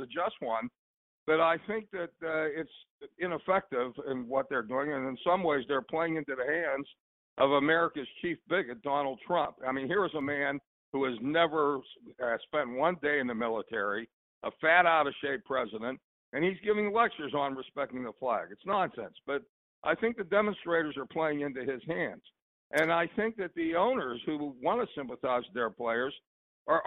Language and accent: English; Pittsburgh, Pennsylvania, United States; When you and I were growing up in the Pittsburgh area